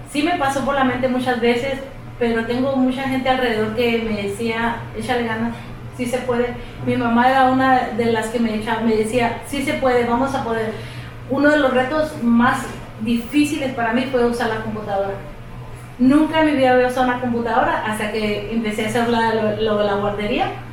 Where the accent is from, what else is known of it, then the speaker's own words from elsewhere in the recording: Mexico; moved away as an adult; also born or lived in El Paso, Texas, United States; now in Texas, United States; Cuando yo nací, entonces decidió regresar y fue que pues me llevó para allá.